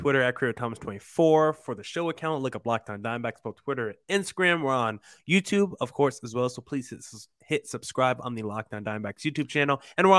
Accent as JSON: {"language": "English", "region": "New Jersey", "country": "United States", "tie": "born or raised there", "said": "And I grew up"}